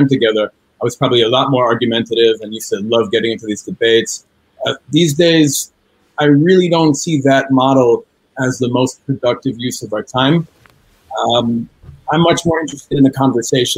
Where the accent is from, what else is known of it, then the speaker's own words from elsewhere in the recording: New York City, New York, United States; moved away as an adult; now in Israel; I was born and raised in New York City, the first person in my family to be born in the United States